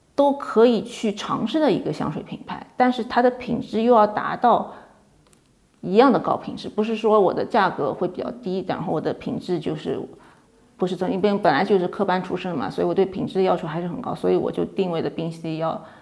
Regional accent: China; 作为中国人的身份

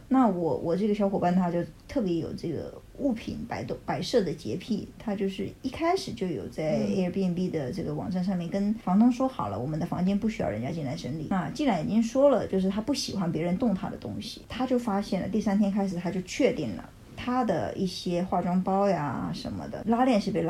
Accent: United States; Chinese is a second language; 说就是我们美国人不是很多这样子，请你不要误会。

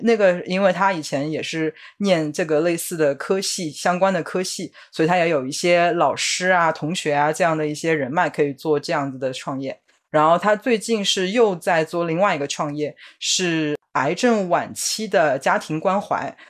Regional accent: Shanghai, China; moved away; 我当时有一次回上海

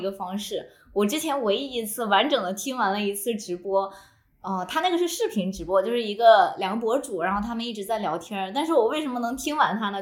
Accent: southern China, China; moved away; 我作为一个南方人

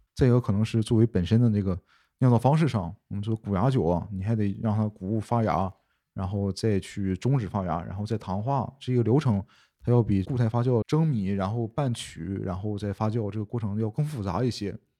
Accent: China; 我们中国人

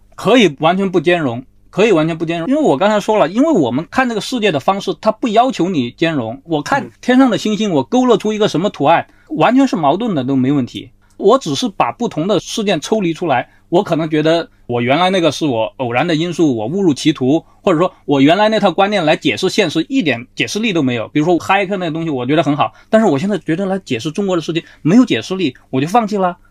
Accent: China; 我们现在所有中国人，我们都是在中国这片土地上长大的

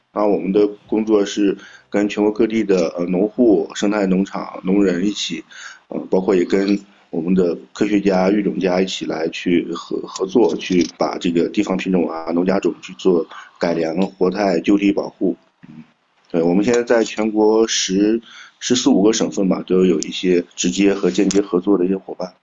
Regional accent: Shandong, China; moved away; also born or lived in Jiangsu-Zhejiang-Shanghai area; 我老家是山东，但我现在工作，主要的工作地点在江浙沪

